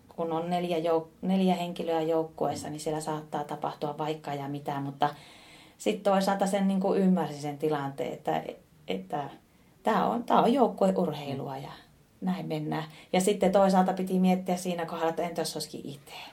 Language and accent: Finnish; Oulu, North Ostrobothnia, Finland; teen semmoisia hommia tuolla kotipuolessa Oulussa